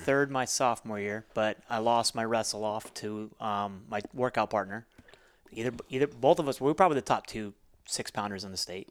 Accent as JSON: {"language": "English", "town": "Alamo", "region": "Nevada", "country": "United States", "tie": "born or raised there", "also_born_or_lived": "Missouri", "moved": "as an adult", "said": "I tell people I'm from Vegas 'cause if I told you my hometown, nobody would ever understand what Alamo, Nevada is like."}